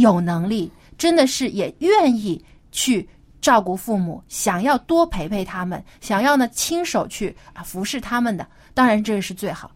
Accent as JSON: {"language": "Chinese", "country": "China", "said": "我们中国人是非常注重这个家庭观"}